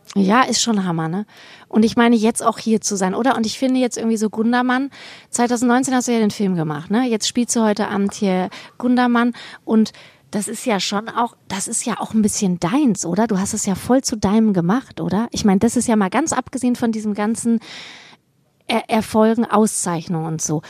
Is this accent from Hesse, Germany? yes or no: yes; Vellmar, Hesse, Germany; moved away as an adult; also born or lived in Bochum; ich komme ja aus Kassel, ne? Also mhm. Kleinstadt Kassel, Fellmar